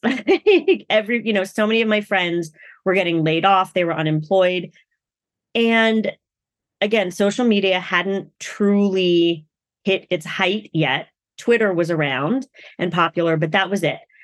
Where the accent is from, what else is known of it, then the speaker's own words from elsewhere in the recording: United States; I'm Asian American, so I'm also a woman of color.